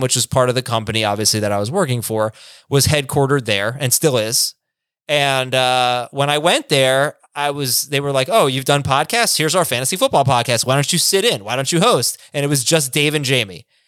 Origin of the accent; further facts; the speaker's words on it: South Florida, United States; also born or lived in New York; I grew up in South Florida